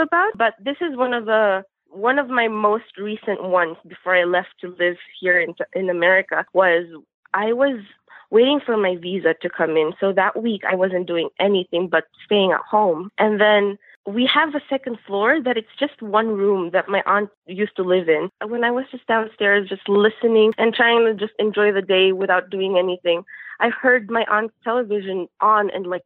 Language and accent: English; Manila, Metro Manila, Philippines; I'm actually from Manila, the main city, but my grandparents and my parents are actually from the different provinces there